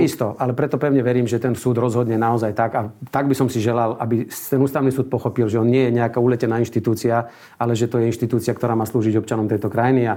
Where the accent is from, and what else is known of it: Slovakia